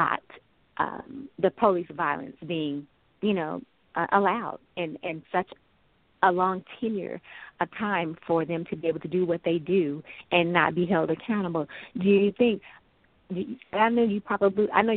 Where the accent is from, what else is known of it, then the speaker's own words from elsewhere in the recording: Dallas, Texas, United States; now in Plano, United States; I live out here in the Plano, Texas area myself, but I was born and raised in Dallas and Oak Cliff myself